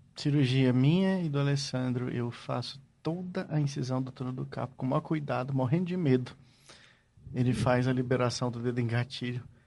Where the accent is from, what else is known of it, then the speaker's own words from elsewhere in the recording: Northeast Region, Brazil; moved away; até no Nordeste, onde eu nasci